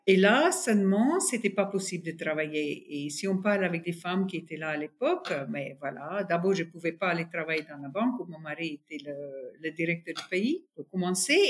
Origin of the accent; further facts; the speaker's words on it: North West, South Africa; French is a second language; moved away as an adult; also born or lived in Taiwan / Shanghai, China; je suis sud-africaine du nord-ouest d'Afrique du Sud, euh, un vrai farm girl